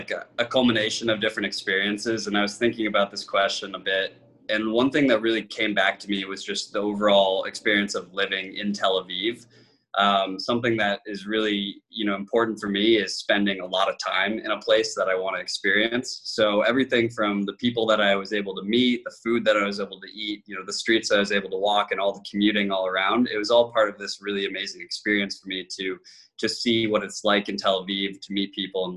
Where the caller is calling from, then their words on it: San Francisco, California, United States; San Francisco.